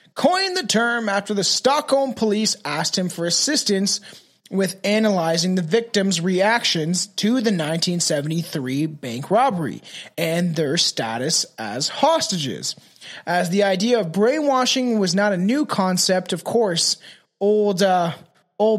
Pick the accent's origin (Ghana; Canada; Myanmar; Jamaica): Canada; I'm Canadian. I don't speak fucking other languages. I don't even speak French, bro. And we're fucking bilingual